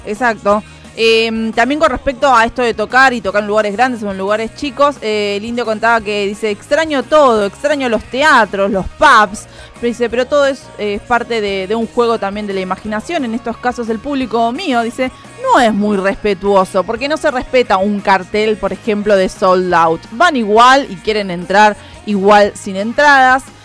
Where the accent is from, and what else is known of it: Argentina